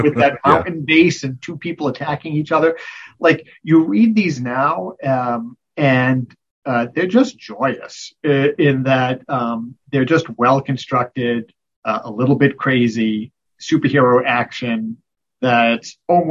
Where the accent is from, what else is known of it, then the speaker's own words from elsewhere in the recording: Rhode Island, United States; I grew up in Rhode Island